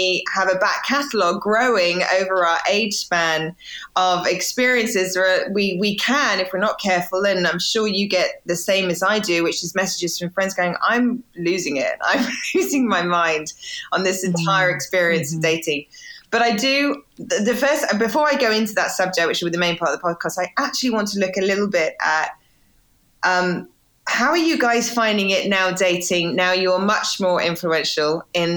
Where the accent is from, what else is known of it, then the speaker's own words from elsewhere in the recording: England, United Kingdom; accent: British; now in United States; my accent is it takes probably an extra hour out of my day in America as opposed to in England.